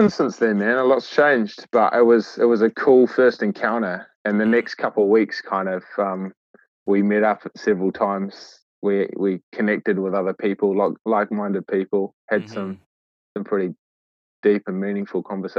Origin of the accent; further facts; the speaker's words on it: Great Barrier Island, Auckland, New Zealand; also born or lived in Waitakere, Auckland; I grew up in Aotea, Great Barrier Island. I was actually born in Waitakere, Auckland, Tamaki Makaurau.